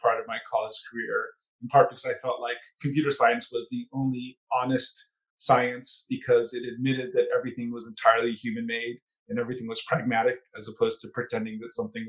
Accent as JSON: {"language": "English", "town": "Montebello", "region": "California", "country": "United States", "tie": "born or raised there", "said": "I grew up in the San Gabriel Valley, which is just east of downtown Los Angeles"}